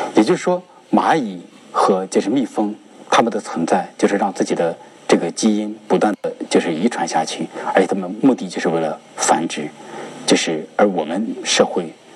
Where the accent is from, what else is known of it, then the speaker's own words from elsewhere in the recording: China; 我们中国人每个人都是一条全能自恋的龙。